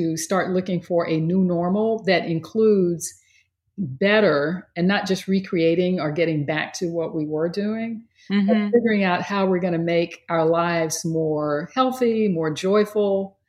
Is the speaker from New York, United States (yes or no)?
no; Texas, United States; I grew up in Texas